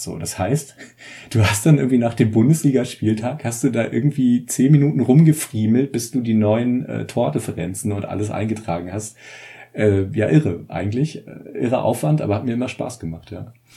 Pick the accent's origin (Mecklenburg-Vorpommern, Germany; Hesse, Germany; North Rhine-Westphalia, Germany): Mecklenburg-Vorpommern, Germany; Ludwigslust; also born or lived in Rostock; now in Austria; ich bin in Rostock geboren tatsächlich. Meine Eltern haben mich dann aber verschleppt, so ein bisschen ins Hinterland. Äh, ich bin also in Ludwigslust aufgewachsen